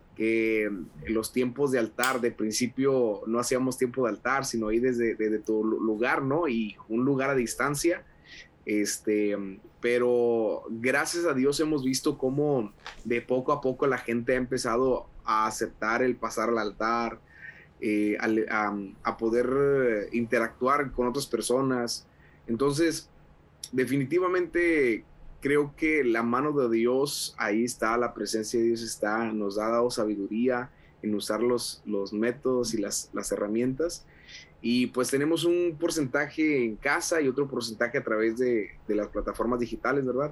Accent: Monterrey, Nuevo León, Mexico; moved away as an adult; also born or lived in Sabinas Hidalgo, Nuevo León, Mexico; now in Laredo, United States; nací en la ciudad de Sabinas, Hidalgo, Nuevo León. Mis papás ah, se convirtieron en la iglesia del pastor Rogelio Rivas, ah. en Libro Los Valles. Este, posteriormente papá y mis papás viajan a, instalarse en Monterrey

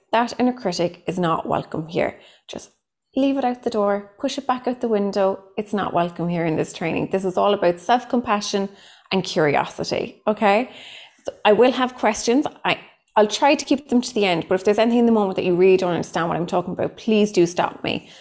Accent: Cork, Munster, Ireland; accent: thick Cork; I am a psychotherapist from Cork in Ireland. So, what comes with that is a very thick Cork accent

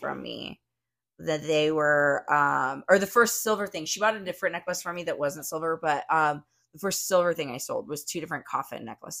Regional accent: Arizona, United States; I grew up out here in Arizona. I love the desert.

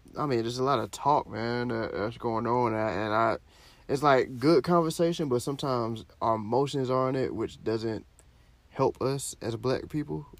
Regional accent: Florida, United States; I'm from Florida

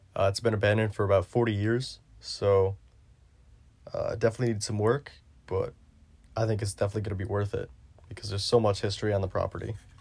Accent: New York, United States; my home state of New York

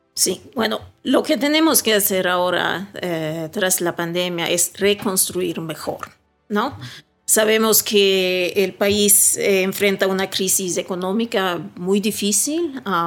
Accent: Sweden; moved away as an adult; also born or lived in Caracas, Venezuela; now in Ecuador; yo crecí en Suecia

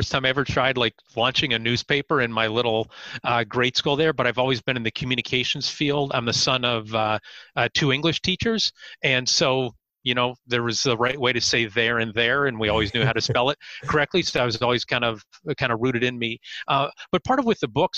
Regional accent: Erie, Pennsylvania, United States; I'm born and raised and still live in Erie, Pennsylvania, so Northwest PA, 2 hours north of Pittsburgh

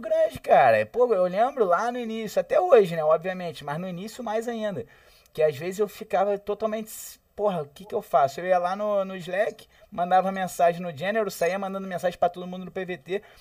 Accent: Rio de Janeiro, Brazil; eu sou carioca

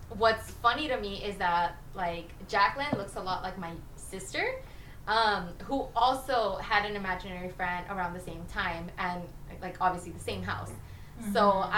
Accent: Los Angeles, California, United States; We're LA. We're LA. We're Californian

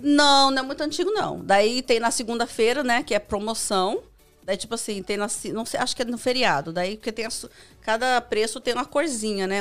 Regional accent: São Paulo, Brazil; moved away; Eu vim lá da Zona Leste

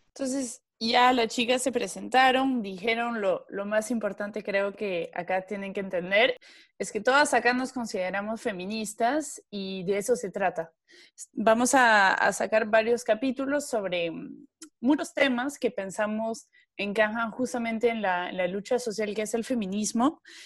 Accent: France; moved away; como francesa

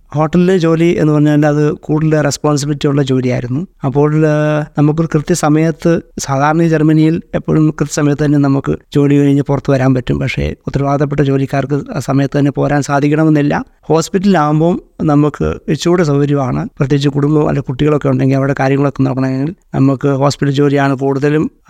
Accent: Pullurampara, Kerala, India; moved away as an adult; also born or lived in Doha, Qatar; now in Frankfurt, Germany; നാട്ടിൽ കോഴിക്കോട് ജില്ലയിൽ പുല്ലൂരാമ്പാറ എന്ന സ്ഥലത്താണ്

